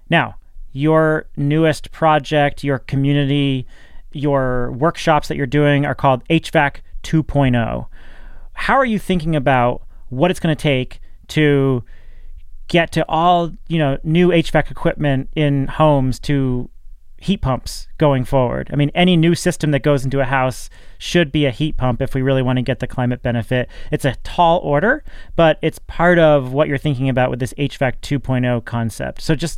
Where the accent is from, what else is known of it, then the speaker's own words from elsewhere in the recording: New England, United States; I'm from New England, so we use the word wicked all the time.